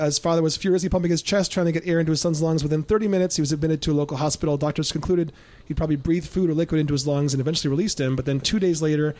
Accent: Ann Arbor, Michigan, United States; born or raised there

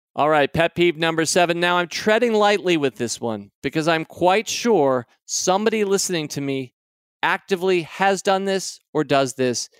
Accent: United States; I'm an American.

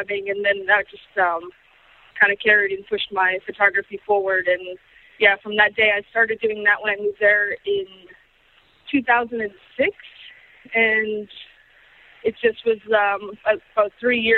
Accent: Boston, Massachusetts, United States; moved away; also born or lived in Austin, Texas; I grew up in Boston, and I was always the kid running around, you know, snapping photos

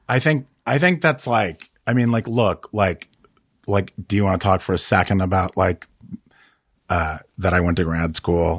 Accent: Chicago, Illinois, United States; also born or lived in Denver, Colorado / Kansas (parents); I grew up in Chicago and Denver, my, but my parents are from, uh, Kansas, city Kansas and Wichita, Kansas.

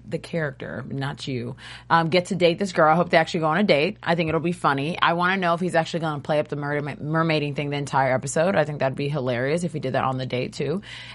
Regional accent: Texas, United States; Both from Texas.

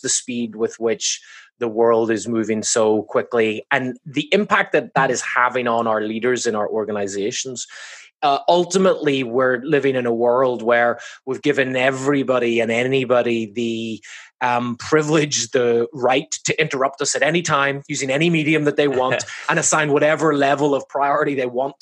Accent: Belfast, Northern Ireland, United Kingdom; moved away as an adult; also born or lived in Massachusetts, United States; now in Laguna Beach, United States; I'm from Belfast up in the north.

